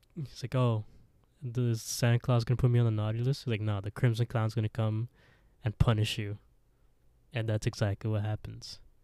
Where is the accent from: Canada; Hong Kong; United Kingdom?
Canada; We're Canadian